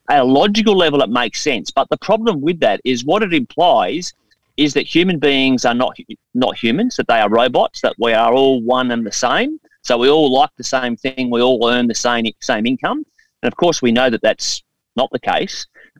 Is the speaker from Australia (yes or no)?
yes; Australia; but as an Australian citizen, this is a beautiful, diverse country, and there's very few parts of Australia that I haven't been to, either to live or work or invest.